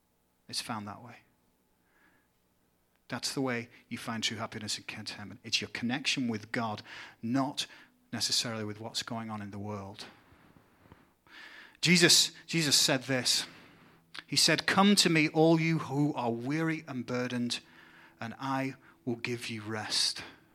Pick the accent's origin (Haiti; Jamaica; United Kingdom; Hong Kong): United Kingdom; England; now in United States; see things going back in my home country of England.